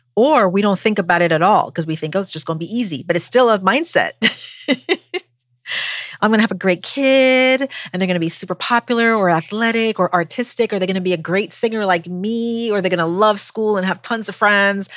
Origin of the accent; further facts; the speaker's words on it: U.S. Virgin Islands; moved away as an adult; also born or lived in Buffalo, New York; now in United States; growing up on St. Croix in the Virgin Islands